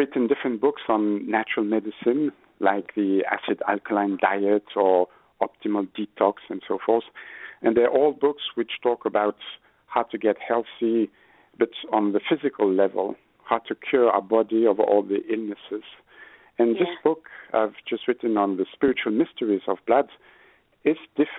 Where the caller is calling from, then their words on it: Switzerland; Yeah, I'm phoning from Switzerland. It's 9 p.m., so it's really dark.